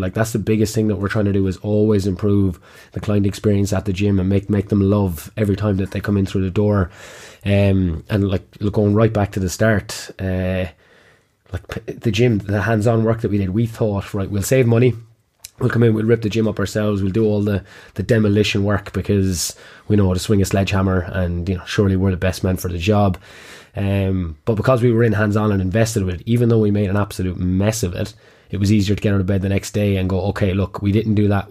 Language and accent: English; Kilkenny, Leinster, Ireland; also born or lived in Trinidad; I'm from Kilkenny originally, which is why I had this lovely accent that I can't shake